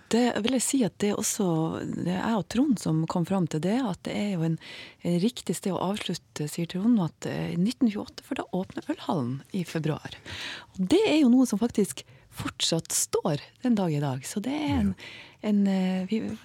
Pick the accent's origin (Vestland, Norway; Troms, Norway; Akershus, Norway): Troms, Norway; Tromsø; vi tromsøværinger